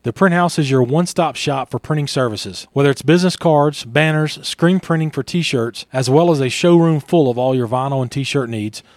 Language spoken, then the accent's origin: English; Louisiana, United States; moved away; I grew up in Louisiana.